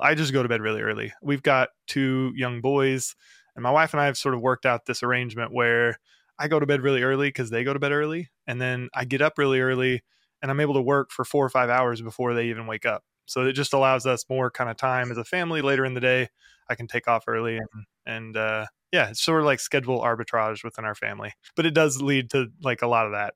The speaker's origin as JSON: {"language": "English", "region": "the Ozarks", "country": "United States", "said": "I'm from the Ozarks in the middle of the U S."}